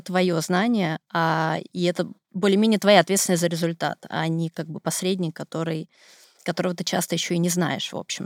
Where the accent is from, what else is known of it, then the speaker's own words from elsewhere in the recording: Siberia, Russia; Я сибирячка